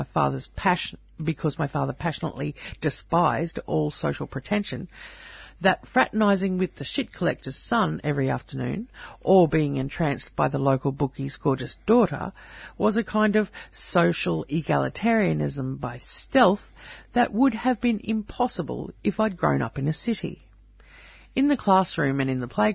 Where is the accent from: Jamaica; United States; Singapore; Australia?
Australia; Tumut, New South Wales; Growing up in Tumut, at the time a small New South Wales town of 3,000 people